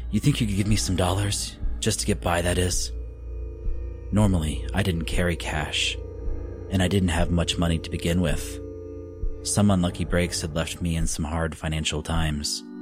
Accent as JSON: {"language": "English", "region": "Oklahoma", "country": "United States", "tie": "born or raised there", "said": "All of them near my hometown in Oklahoma."}